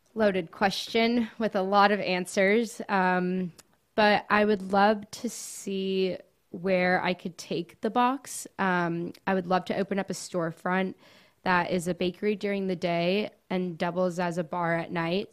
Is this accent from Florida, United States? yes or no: yes; Coral Gables, Florida, United States; now in Gainesville, United States; I was born and raised in Coral Gables